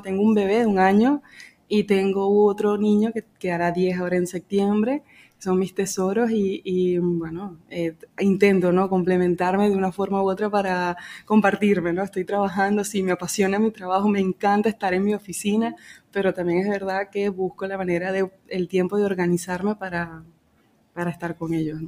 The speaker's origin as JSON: {"language": "Spanish", "country": "Venezuela", "moved": "as an adult", "lives_now": "Calafell, Spain", "said": "En Venezuela yo tenía mi piso, o sea, apartamento"}